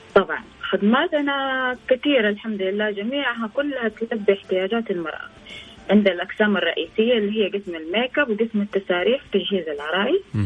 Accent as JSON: {"language": "Arabic", "country": "Saudi Arabia", "said": "انا سعوديه مفتخر فيها"}